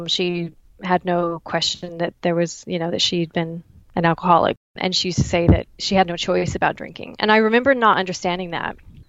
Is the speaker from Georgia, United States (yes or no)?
no; Dallas, Texas, United States; moved away as an adult; now in Waterloo, Canada; I am originally from Dallas, Texas, but I've been in Canada for the last 19 years